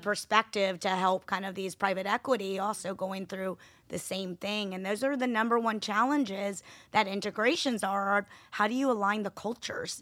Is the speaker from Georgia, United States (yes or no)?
yes; Atlanta, Georgia, United States; I was born and raised in Atlanta, Georgia